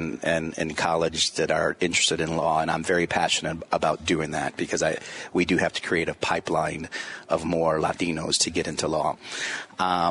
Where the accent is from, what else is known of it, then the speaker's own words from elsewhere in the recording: Chicago, Illinois, United States; growing up in Humboldt Park, going to Roberto Clemente High School